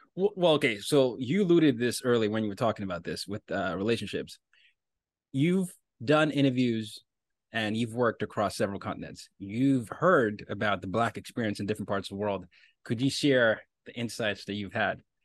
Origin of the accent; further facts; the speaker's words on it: Nigeria; I'm from Nigeria